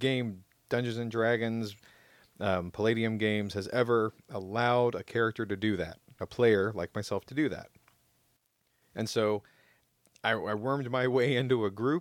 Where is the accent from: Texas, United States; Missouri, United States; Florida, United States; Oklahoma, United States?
Florida, United States; Jacksonville; where I grew up in Jacksonville, Florida